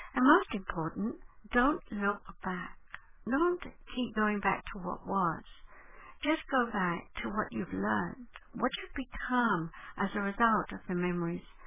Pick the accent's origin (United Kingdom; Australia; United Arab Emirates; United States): United Kingdom; England; I was born in 1942 in England in the middle of the night, 3.20 a.m., when German bombs were falling all around the hospital